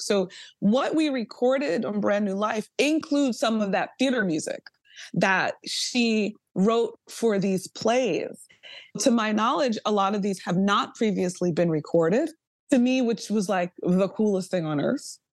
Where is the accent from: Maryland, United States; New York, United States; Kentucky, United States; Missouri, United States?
New York, United States; a New Yorker hip-hop baby